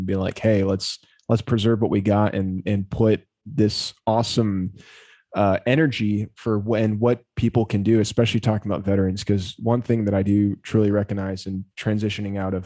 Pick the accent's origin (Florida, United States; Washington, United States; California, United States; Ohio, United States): Florida, United States; South; myself growing up in South Florida